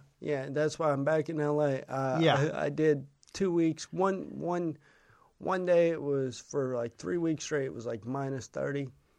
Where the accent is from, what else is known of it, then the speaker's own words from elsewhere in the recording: the Northwest, Pacific Northwest, United States; I'm from the Northwest.